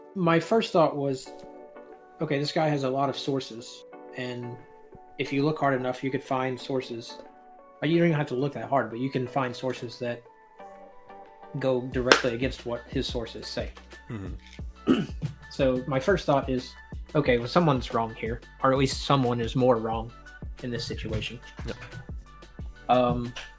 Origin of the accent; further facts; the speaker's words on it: Northeast Alabama, United States; moved away as an adult; also born or lived in San Diego, California; I'm just a white boy from Northeast Alabama